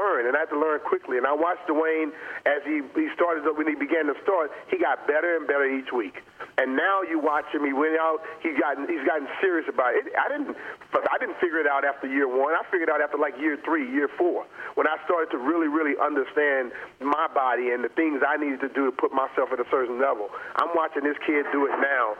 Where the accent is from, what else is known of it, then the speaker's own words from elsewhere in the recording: Louisiana, United States; I grew up in Louisiana.